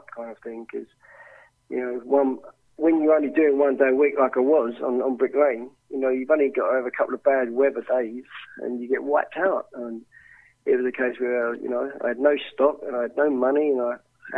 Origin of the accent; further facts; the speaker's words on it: Romford, London, United Kingdom; I grew up around Rockford Market